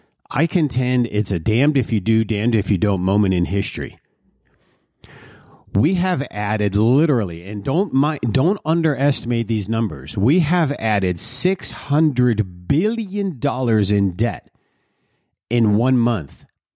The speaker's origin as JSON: {"language": "English", "town": "Detroit", "region": "Michigan", "country": "United States", "tie": "born or raised there", "said": "They're like areas I grew up in Detroit, where people would, they worked hard."}